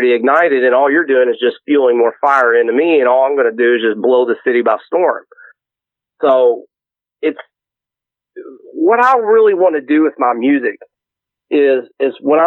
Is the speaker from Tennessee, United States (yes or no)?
no; Louisville, Kentucky, United States; I came from a rough suburb in Louisville, and Anomaly will tell you that I'm from Shively